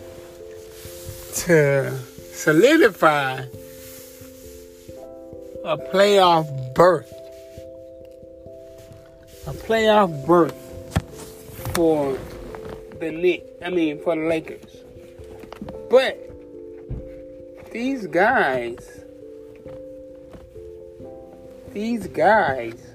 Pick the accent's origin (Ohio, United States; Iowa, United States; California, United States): Iowa, United States; Des Moines; now in Georgia, United States; I grew up in Des Moines, Iowa